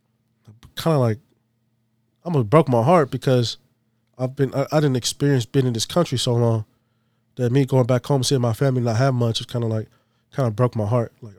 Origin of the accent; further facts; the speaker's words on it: Masefau, American Samoa; I'm from Masifau. That's the name of the village. It's called Masifau.